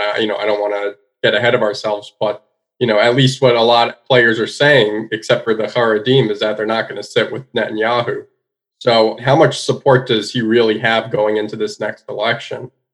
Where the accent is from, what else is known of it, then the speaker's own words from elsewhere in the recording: United States; me being an American